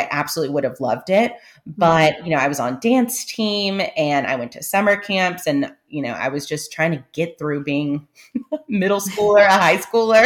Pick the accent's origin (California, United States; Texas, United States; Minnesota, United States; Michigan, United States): Texas, United States; San Antonio; I'm coming recorded from San Antonio, Texas, which is where I live. I grew up here, and our roots are planted